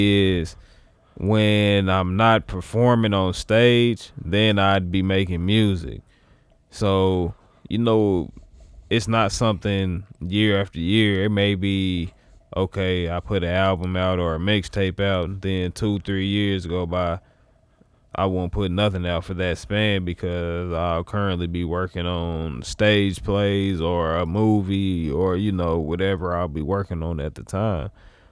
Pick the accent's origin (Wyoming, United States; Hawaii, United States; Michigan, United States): Wyoming, United States; Like, look, bro, chill. I'm from Wyoming.